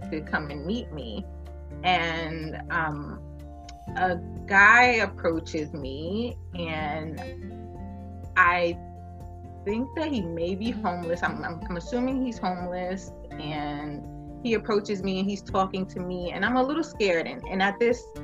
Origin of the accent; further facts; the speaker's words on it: New York City, New York, United States; I was born and raised in New York, Brooklyn specifically